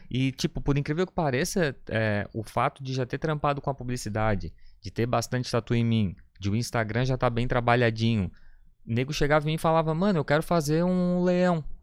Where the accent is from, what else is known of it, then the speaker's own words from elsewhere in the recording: Florianópolis, Santa Catarina, Brazil; eu sou daqui de, de Floripa, nascido e criado na Trinda